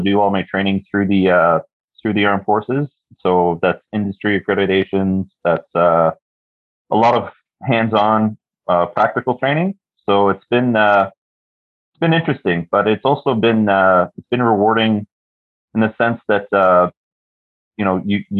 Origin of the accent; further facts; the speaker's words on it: Toronto, Ontario, Canada; moved away as an adult; now in Kingston, Canada; I'm currently living in Kingston, Ontario. Born and raised in Toronto